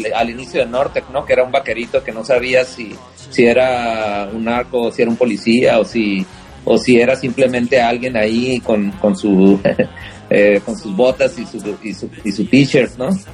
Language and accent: Spanish; northern Mexico, Mexico; somos del norte